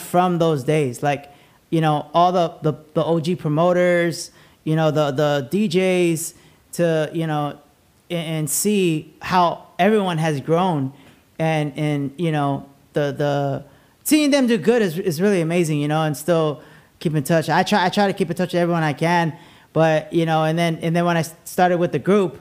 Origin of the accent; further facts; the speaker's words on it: La Puente, California, United States; I grew up in La Puente